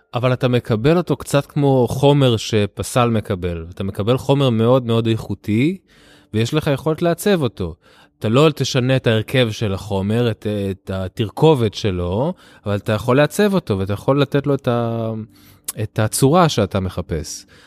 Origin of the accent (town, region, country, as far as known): Israel; born or raised there; also born or lived in Tel Aviv